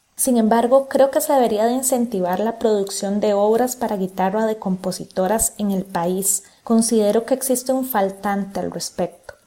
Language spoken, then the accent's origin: Spanish; Costa Rica; como guitarristas costarricenses